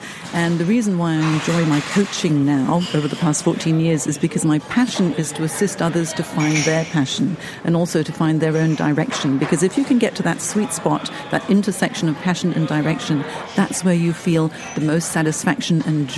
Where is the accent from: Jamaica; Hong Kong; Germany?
Hong Kong; I'm actually from Hong Kong. I've had 5 country moves.